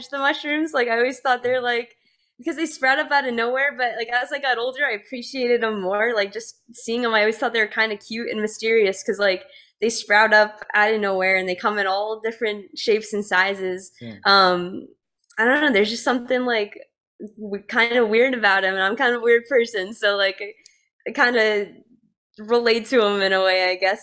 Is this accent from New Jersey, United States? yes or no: yes; New Jersey, United States; I grew up in a very small town in New Jersey, more in like the north side near Pennsylvania and upstate New York